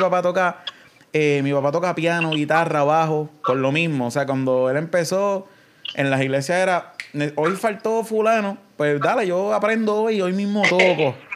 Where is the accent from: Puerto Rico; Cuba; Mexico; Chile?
Puerto Rico; Coamo; also born or lived in Ponce; Yo soy de Cuamo